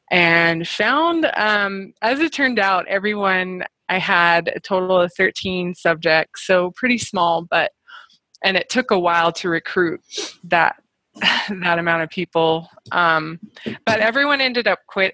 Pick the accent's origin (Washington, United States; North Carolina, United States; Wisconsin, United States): Washington, United States; Spokane; accent: North American; moved away as an adult; now in Canada; I grew up there.